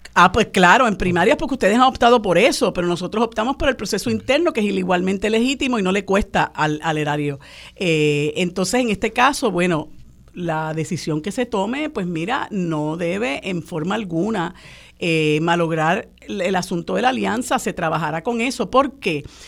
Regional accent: Puerto Rico; nosotros los puertorriqueños y puertorriqueñas no somos minoría

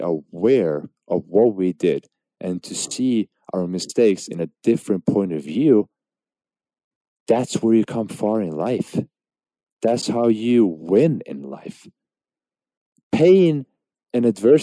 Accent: Norway; Now, obviously, I was born in Norway, but my parents came to Norway as refugees.

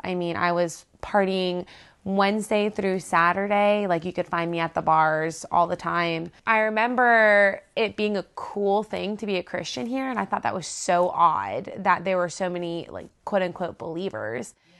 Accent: South Florida, United States; now in Auburn, United States; I grew up in South Florida in just crazy party town.

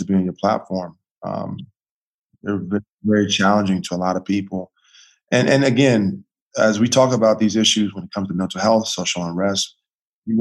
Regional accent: United States; I'm not from Africa. I'm from America

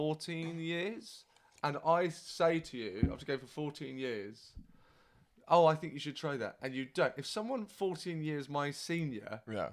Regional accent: Brighton, South East England, United Kingdom; I grew up in Brighton, and I started in Brighton

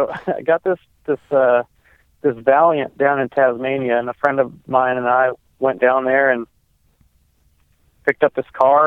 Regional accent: North Carolina, United States; now in Charleston, United States; I was born in North Carolina.

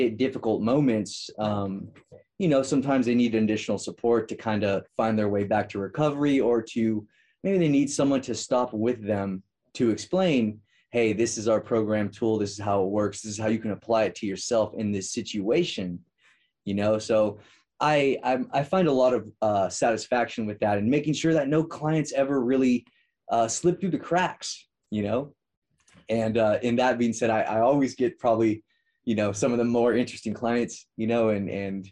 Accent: Merced, California, United States; I'm from Merced, California, which is right between Fresno and Modesto.

